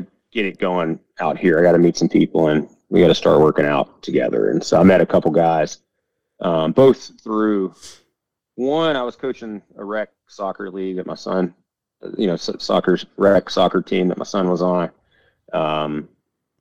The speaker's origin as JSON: {"language": "English", "region": "Georgia", "country": "United States", "tie": "born or raised there", "moved": "as an adult", "lives_now": "Montana, United States", "said": "we were both born and raised in Georgia, you know, both had spent 40 years in Georgia"}